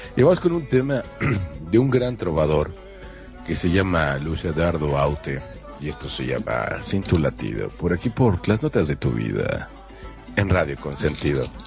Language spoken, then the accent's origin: Spanish; Monterrey, Nuevo León, Mexico; yo soy de Monterrey, Nuevo León, México, entonces soy medio, medio, medio norte, bueno, no, soy norteño y medio